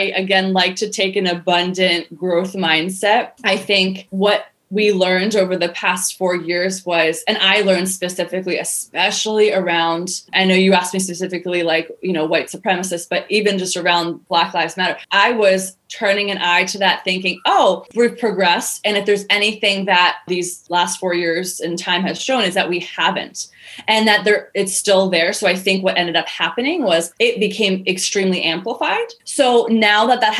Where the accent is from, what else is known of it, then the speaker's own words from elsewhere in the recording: United States; even though I'm American